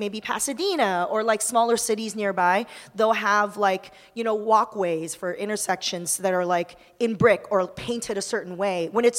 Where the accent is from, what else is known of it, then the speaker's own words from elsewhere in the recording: Taiwan; moved away; I was born in Taiwan